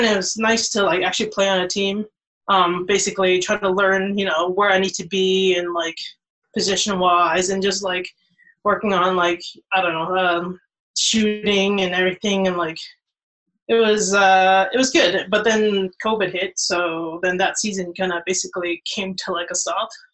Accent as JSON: {"language": "English", "country": "Canada", "tie": "born or raised there", "said": "I grew up in Canada"}